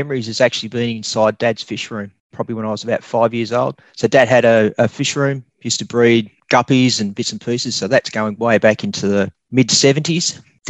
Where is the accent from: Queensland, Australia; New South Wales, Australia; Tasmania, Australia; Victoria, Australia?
Tasmania, Australia; Launceston; Well, I grew up in Tasmania, in Launceston.